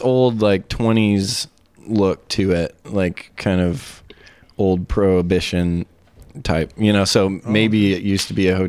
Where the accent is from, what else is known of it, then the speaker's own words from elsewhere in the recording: Seattle, Washington, United States; I'm from Seattle.